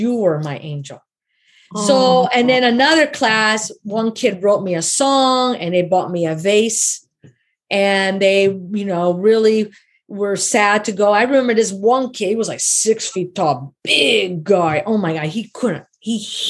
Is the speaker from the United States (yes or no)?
yes; Chicago, Illinois, United States; moved away as an adult; I'm from Chicago and I'm staying out here in the middle of nowhere